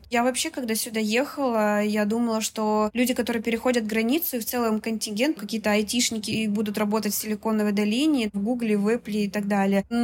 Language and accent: Russian; Russia; also born or lived in Kazakhstan; now in United States; Родилась в Казахстане, э, в России, переехала в три годика. На Урале пожила, в Самарской области пожила, и большую часть времени я прожила в Москве.